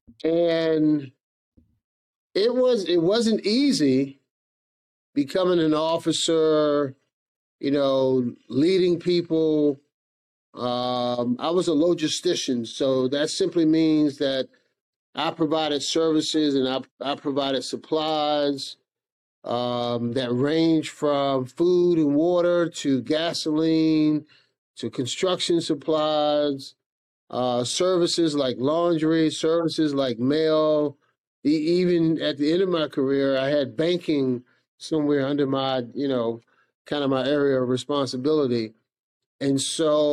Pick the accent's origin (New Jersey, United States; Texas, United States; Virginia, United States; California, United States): Virginia, United States; Norfolk; moved away as an adult; also born or lived in Baltimore, Maryland; now in Suffolk, United States; I was born in Baltimore. I think I moved here. My family moved here to Norfolk when I was either 6 weeks old or 6 months old